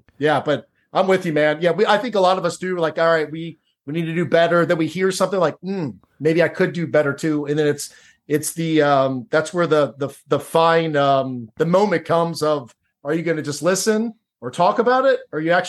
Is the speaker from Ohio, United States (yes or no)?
yes; Cincinnati, Ohio, United States; I grew up in Cincinnati, Ohio. I grew up in a suburban neighborhood.